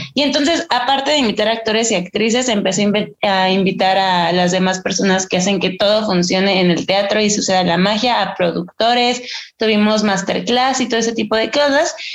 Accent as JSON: {"language": "Spanish", "town": "Ixtapaluca", "region": "State of Mexico", "country": "Mexico", "moved": "yes", "lives_now": "Mexico City, Mexico", "said": "yo soy del Estado de México, por ejemplo, en un lugar que se llama Extapaluca."}